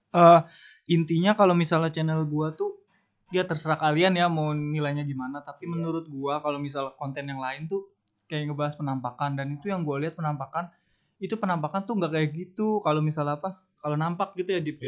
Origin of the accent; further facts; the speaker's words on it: Jakarta, Indonesia; gue dari Jakarta